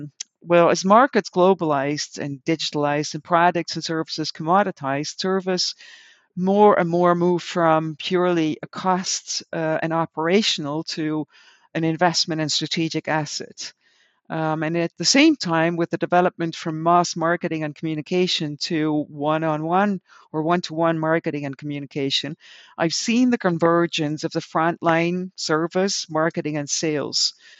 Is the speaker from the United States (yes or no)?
no; Netherlands; English is a second language; the local supermarket of the village where I grew up in the Netherlands.